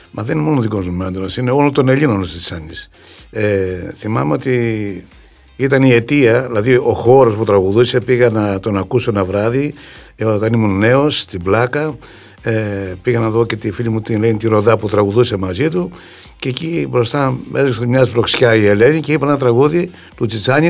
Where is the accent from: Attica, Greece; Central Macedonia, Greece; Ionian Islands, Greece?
Central Macedonia, Greece; Doumpia; moved away as an adult; το χωριό μου. Ένα χωριό το οποίο και τα παιδικά μου, στα παιδικά μου χρόνια φαντάζει ακόμα ένα πολύ όμορφο χωριό